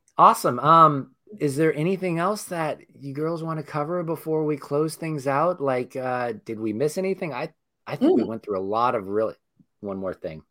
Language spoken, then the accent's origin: English; Northern California, United States; we're all from Northern California